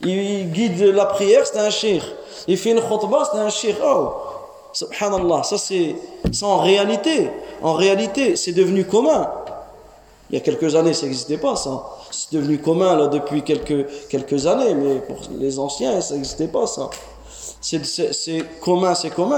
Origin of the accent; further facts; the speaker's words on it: France; nous les jeunes ici, on est né en France. On a grandi en France.